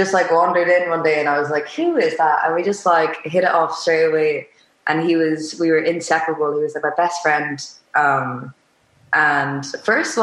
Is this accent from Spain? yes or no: yes; Spain; moved away; also born or lived in Waterford, Ireland / London; growing up in Spain, the move to Ireland